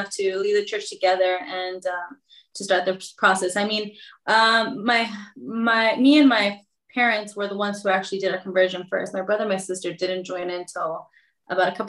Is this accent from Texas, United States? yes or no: yes; Texas, United States; My father was a pastor himself when I was growing up in the Hispanic community in Texas